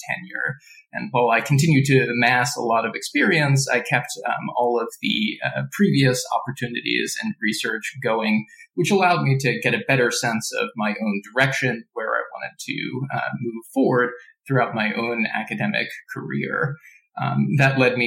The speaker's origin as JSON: {"language": "English", "region": "New Jersey", "country": "United States", "tie": "born or raised there", "said": "So I was raised in New Jersey in the United States"}